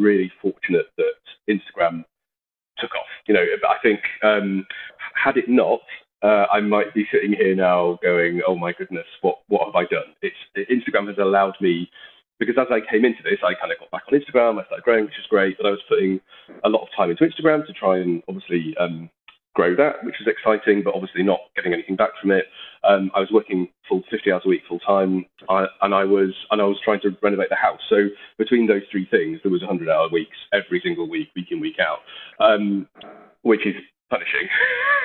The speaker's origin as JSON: {"language": "English", "region": "Yorkshire and the Humber", "country": "United Kingdom", "said": "being a Yorkshireman that likes the value for money"}